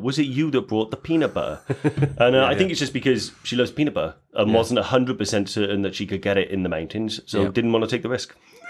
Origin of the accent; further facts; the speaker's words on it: Newport, Wales, United Kingdom; I'm from Newport, and I use them.